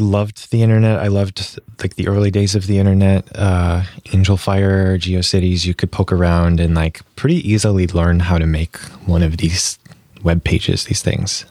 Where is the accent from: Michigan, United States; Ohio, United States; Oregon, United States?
Michigan, United States; Bloomfield Hills; moved away as an adult; also born or lived in San Francisco; Um, there's called Bloomfield Hills.